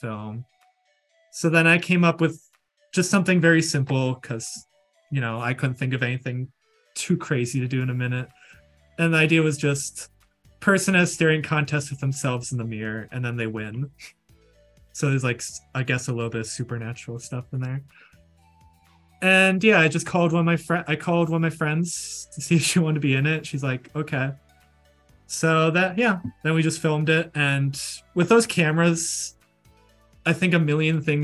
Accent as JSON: {"language": "English", "region": "Minnesota", "country": "United States", "said": "I'm a filmmaker from Minnesota"}